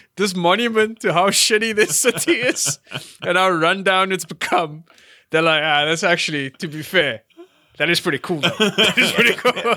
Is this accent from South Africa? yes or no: yes; South Africa; I'm a South African